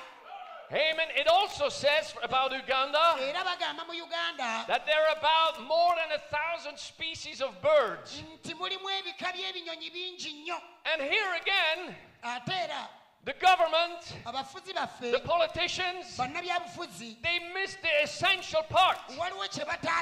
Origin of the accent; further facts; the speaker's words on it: Belgium; also born or lived in Switzerland; now in France; I was born in Belgium. Got married to a Swiss lady, Sister Anne, my wife. So I'm also Swiss, but I live in France.